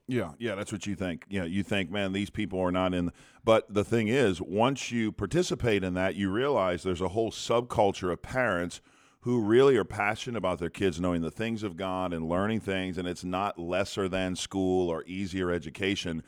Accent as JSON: {"language": "English", "country": "United States"}